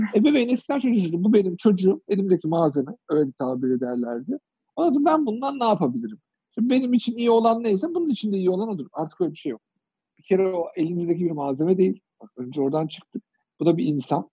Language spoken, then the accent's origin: Turkish; Kırşehir, Kırşehir Province, Turkey; moved away; Biz küçük şehirde büyüdük. Kırşehirliyim ben